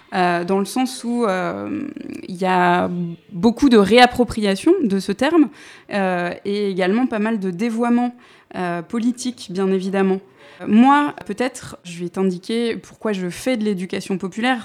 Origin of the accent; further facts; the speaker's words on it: Paris, Île-de-France, France; je suis née à Paris 11e. Euh, en 1985, de parents euh, et psychologues, des intellos euh, communistes aussi, mais de grands-parents ouvriers. En fait, c'est l'ascenseur social euh, qui a profité à mes parents effectivement dans les années 70. Mais j'ai grandi donc dans un quartier populaire